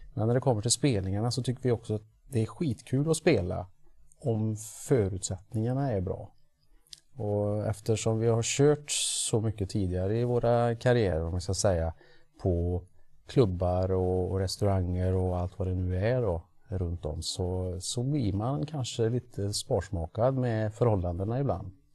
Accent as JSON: {"language": "Swedish", "town": "Trollhättan", "region": "Västra Götaland", "country": "Sweden", "said": "vi är från Trollhättan"}